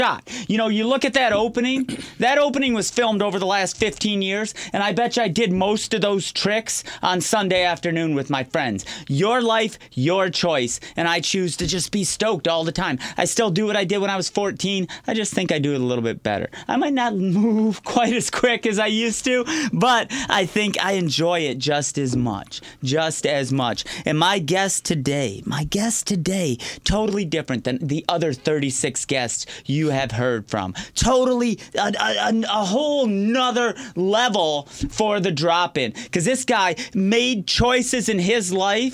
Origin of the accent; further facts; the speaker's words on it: Downriver, Michigan, United States; I grew up downriver